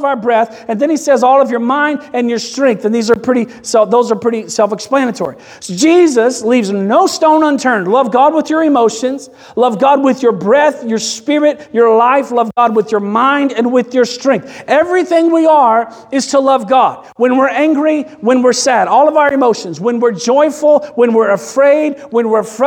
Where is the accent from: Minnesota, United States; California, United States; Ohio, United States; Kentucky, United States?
Kentucky, United States; moved away; We are from Kentucky